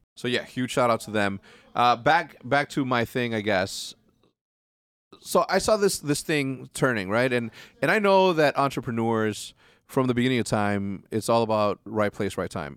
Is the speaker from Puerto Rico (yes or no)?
no; Mexico; moved away; also born or lived in Schaumburg, Illinois; I grew up in Mexico